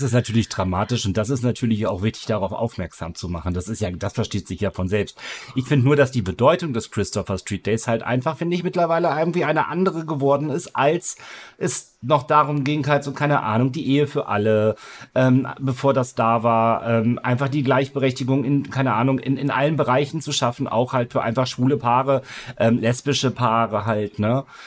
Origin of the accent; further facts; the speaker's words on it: Northern Germany, Germany; ich komme hier immer noch aus dem Norden